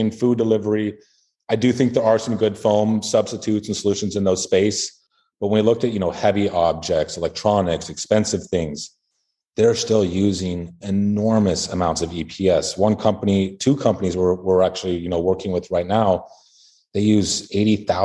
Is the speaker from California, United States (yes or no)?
yes; California, United States; I grew up in California